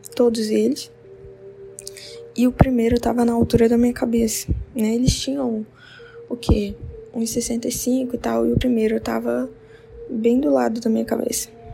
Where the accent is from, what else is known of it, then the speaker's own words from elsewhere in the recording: interior of Rondônia, Brazil; Eu sou do interior de Rondônia